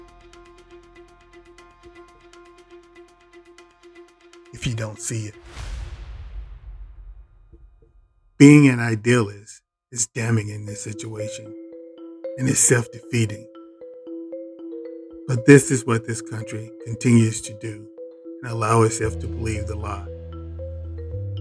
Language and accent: English; Mississippi, United States; I grew up in the same type of small town in Mississippi.